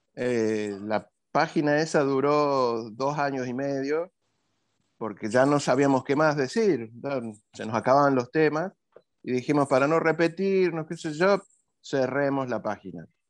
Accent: Jujuy, Argentina; moved away as an adult; now in Córdoba, Argentina; soy de Jujuy

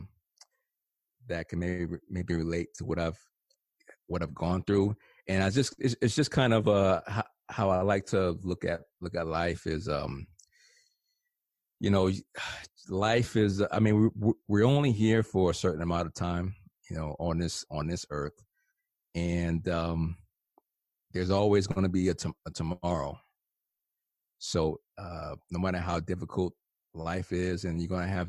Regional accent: East Orange, New Jersey, United States; I grew up in New Jersey, in East Orange, New Jersey

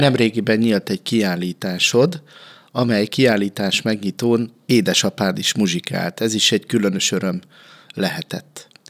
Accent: Békéscsaba, Békés, Hungary; 42 éves vagyok, itt születtem, itt éltem mindig, nem éltem máshol sosem

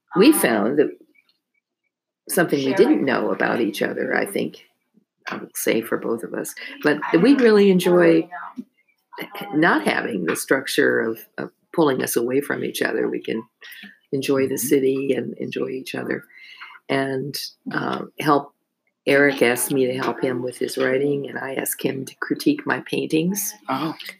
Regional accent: New Jersey, United States; also born or lived in North Plainfield, New Jersey / Hunterdon County, New Jersey; I grew up in New Jersey and went to school in North Plainfield, New Jersey

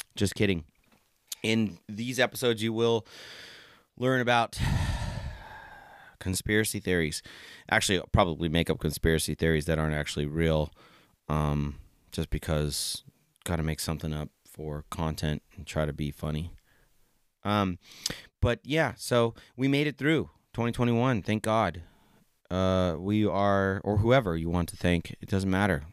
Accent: San Jose, California, United States; also born or lived in Plumas County, California; I grew up in San Jose, California

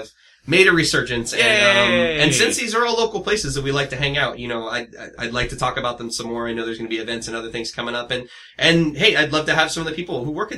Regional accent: San Diego, California, United States; I grew up in San Diego, in the south part of San Diego

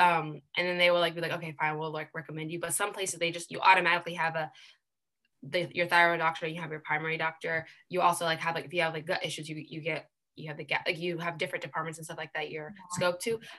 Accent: United States; being born and raised here

